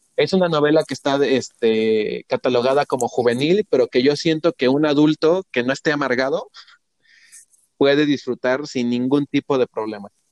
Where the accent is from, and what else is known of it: Mexico